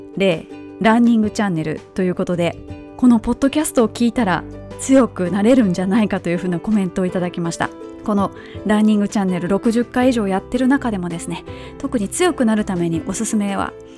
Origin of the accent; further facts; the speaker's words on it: Kobe, Hyogo, Japan; moved away; 神戸マラソンのコースのすぐそばに実家がある